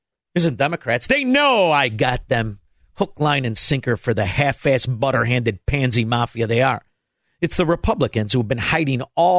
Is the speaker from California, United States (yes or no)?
no; Chicago, Illinois, United States; After all, we're from Chicago. We know the game.